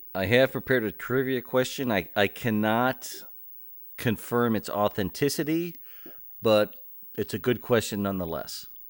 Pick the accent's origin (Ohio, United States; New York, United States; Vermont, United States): Ohio, United States; I grew up in Ohio